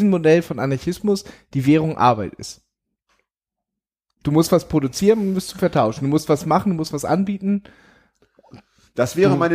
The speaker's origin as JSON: {"language": "German", "town": "Elmshorn", "region": "Schleswig-Holstein", "country": "Germany", "said": "Also es gibt, es gibt diesen super Ausschnitt von, ich komme aus Elmshorn, von dem Chaos-Tage 95-Film"}